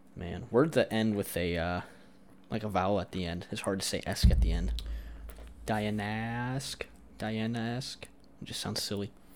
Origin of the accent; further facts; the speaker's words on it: Iowa, United States; I'm from Iowa